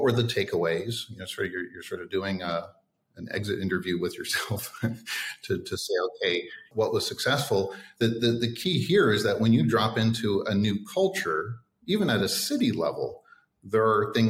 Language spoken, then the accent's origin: English; Toronto, Ontario, Canada; moved away as an adult; also born or lived in Australia / Jakarta, Indonesia; now in Vietnam; growing up in Toronto or living in Australia